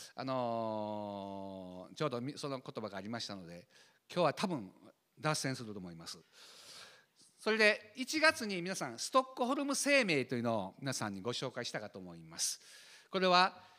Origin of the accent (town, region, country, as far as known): Kansai, Shiga, Japan; accent: Kansai-ben; also born or lived in Tokyo